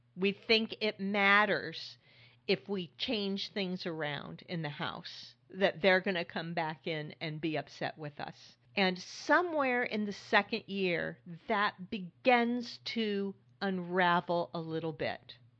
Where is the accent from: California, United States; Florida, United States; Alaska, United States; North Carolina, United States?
California, United States; now in New York, United States; I grew up in California